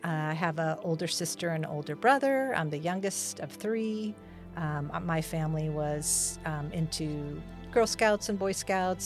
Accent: Hacienda Heights, California, United States; So I was born and raised in Los Angeles County in a city called Hacienda Heights, sort of outer Los Angeles County suburb.

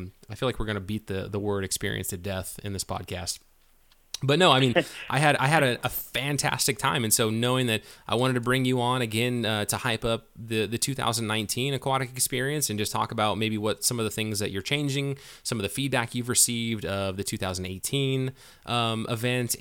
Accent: Northern California, United States; I grew up in Northern California

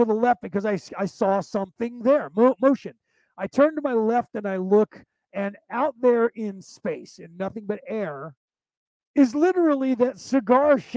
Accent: Concord, California, United States; The city that I grew up in the San Francisco Bay Area, was only there because there was a military base that was there, and it's called the Concord Naval Weapons Station

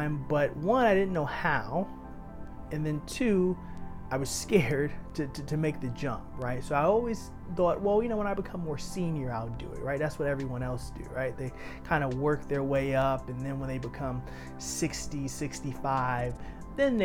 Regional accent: New York City, New York, United States; Growing up in Harlem

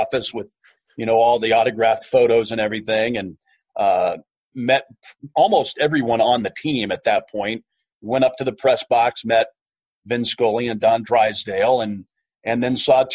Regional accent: Kansas, United States; moved away as an adult; I grew up in a small town in Kansas

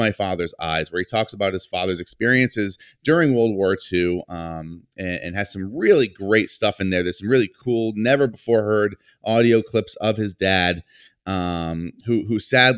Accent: Johnston, Rhode Island, United States; I had the pleasure of meeting you recently in my hometown of Johnston, Rhode Island, but that is where my family's bakery is in Johnston.

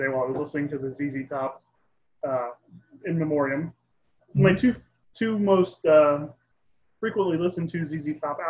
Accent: Louisiana, United States; moved away; also born or lived in Houston; when I was growing up in Louisiana. And when I moved to Houston

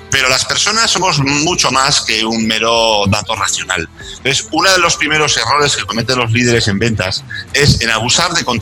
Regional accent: Chile; Tú fíjate que además, siendo chileno, hay yo soy ferviente seguidor de un chileno, psicólogo chileno

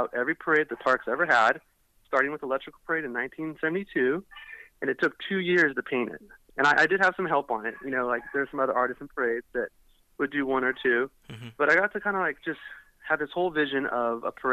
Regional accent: Orange County, California, United States; I grew up in Orange County and pretty much was raised at the park

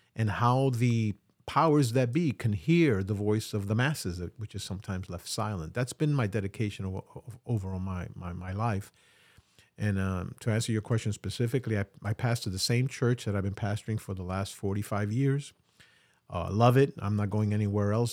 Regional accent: New York City, New York, United States; I'm really a New Yorker. I've been in New York all my life.

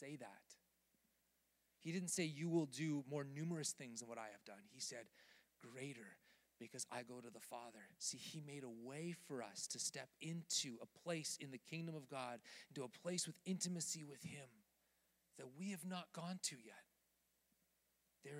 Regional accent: Canada; I'm Canadian.

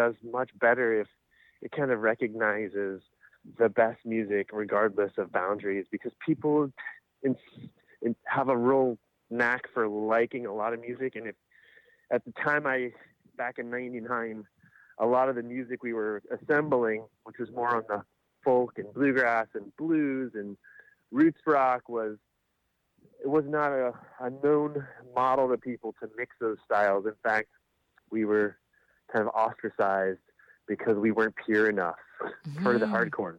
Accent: Kentucky, United States; moved away as an adult; also born or lived in Washington, D.C. / Colorado; now in Portland, United States; I grew up in Kentucky

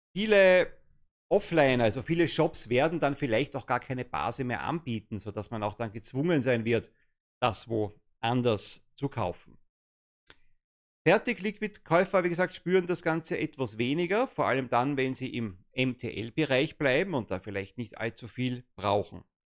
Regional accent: Germany; als Deutscher

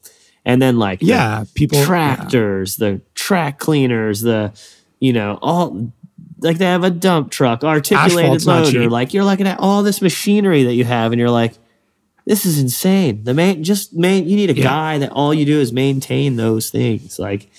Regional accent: East Coast, United States; I like to be out in the West Coast and I'm from the East Coast.

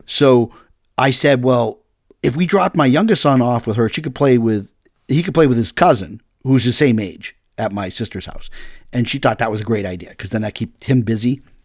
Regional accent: Massachusetts, United States; I'm from Massachusetts

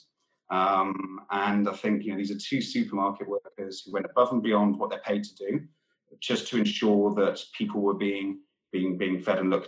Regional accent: Wales, United Kingdom; I'm from Wales. I grew up in rural countryside Wales, surrounded by farms.

